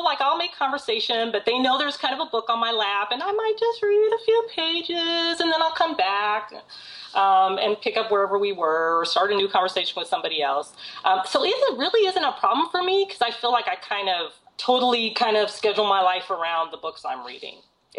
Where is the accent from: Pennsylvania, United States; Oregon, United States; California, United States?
California, United States; Long Beach; also born or lived in Seattle; Long Beach has been kind of an interesting city for me because I was born in Seattle and then we came here when I was six and I lived here until I was 11.